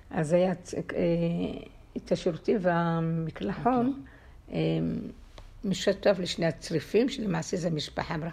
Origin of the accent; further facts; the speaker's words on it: Kfar Nahman, Central District, Israel; אה, רעננה, רעננה, הרצליה, כפר סבא, אזור המרכז.